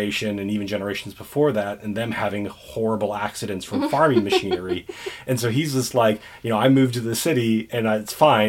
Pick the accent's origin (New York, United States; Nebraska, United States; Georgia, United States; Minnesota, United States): Nebraska, United States; Columbus; I'm from Columbus, Nebraska, and they have a lot of different manufacturing.